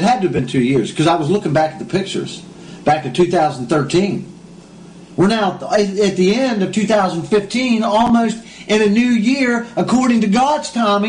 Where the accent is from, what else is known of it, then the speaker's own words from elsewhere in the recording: West Virginia, United States; moved away as an adult; also born or lived in Washington, D.C.; now in Israel; We grew up together in West Virginia